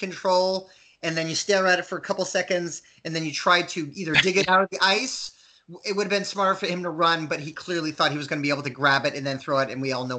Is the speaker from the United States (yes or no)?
yes; Waterville, Maine, United States; born or raised there